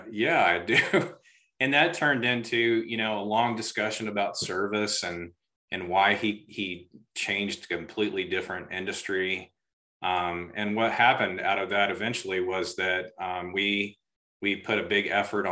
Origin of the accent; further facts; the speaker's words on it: Augusta, United States; growing up in Augusta and kind of out in the country